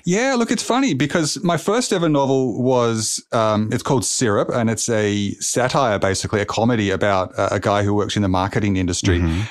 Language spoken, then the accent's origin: English; Melbourne, Victoria, Australia; here in my hometown of Melbourne, Australia